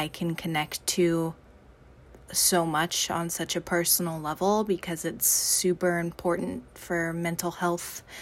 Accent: Los Angeles, California, United States; I am from Los Angeles, California

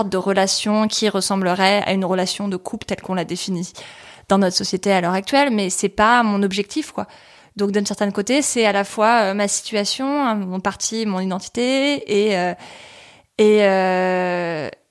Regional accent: Paris, Île-de-France, France; Née à Paris, quoi, genre euh, la vraie.

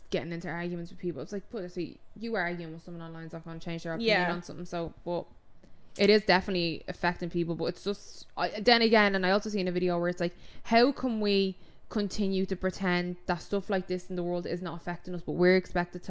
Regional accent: Ireland; Because we're Irish.

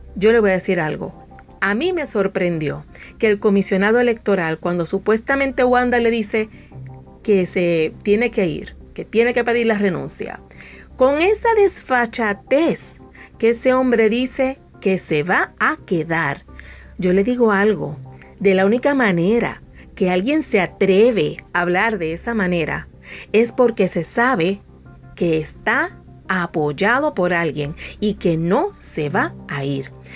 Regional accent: Puerto Rico; de Puerto Rico, mi isla bella, de donde yo soy oriunda

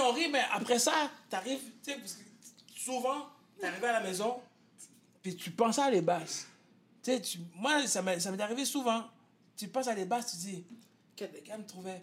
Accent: Quebec, Canada; nous trois, nous venons tous de Saint-François.

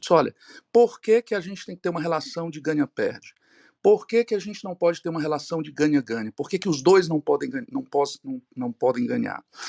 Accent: Ceará, Brazil; aqui em Fortaleza, eu sou aqui do Ceará

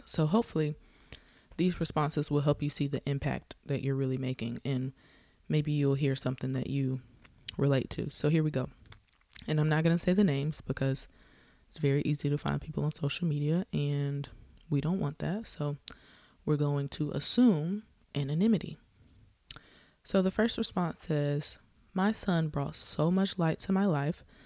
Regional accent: the South, United States; I'm from the South

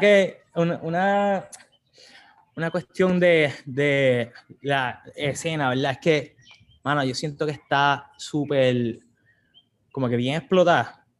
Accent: San Juan, Puerto Rico; moved away as an adult; also born or lived in Atlanta; now in California, United States; somos de Puerto Rico, estamos aquí de, San Juan, aquí nos criamos este, y vivimos en, en San Juan hasta el 2012

